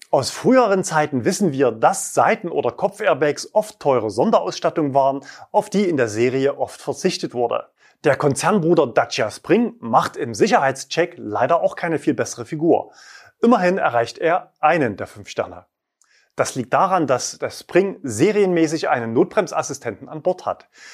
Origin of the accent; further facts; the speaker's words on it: East Germany, Germany; meine Kindheit in der DDR.